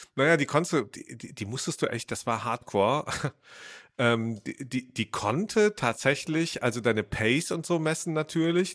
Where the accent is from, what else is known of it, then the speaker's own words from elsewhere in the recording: Rhineland, Germany; ich bin ja Rheinländer